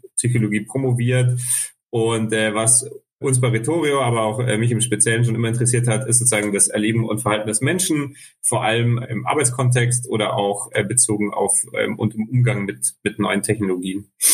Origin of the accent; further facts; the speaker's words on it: Munich, Bavaria, Germany; geboren, aufgewachsen in München